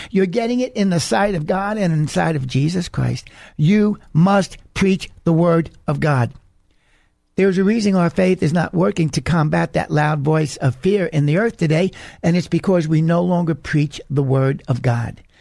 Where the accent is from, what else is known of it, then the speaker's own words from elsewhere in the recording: United States; But as I'm an American